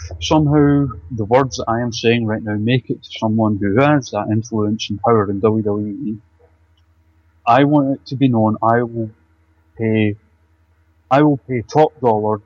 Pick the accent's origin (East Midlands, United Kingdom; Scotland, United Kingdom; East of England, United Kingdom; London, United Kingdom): Scotland, United Kingdom; being Scottish